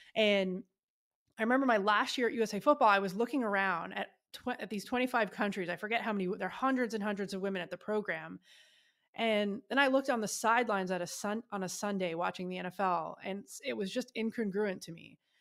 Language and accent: English; Ottawa, Ontario, Canada; moved away as an adult; now in United States; my hometown, Ottawa, Canada